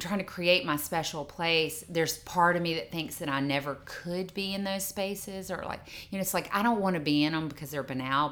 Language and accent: English; Mississippi, United States; growing up in Mississippi, where the culture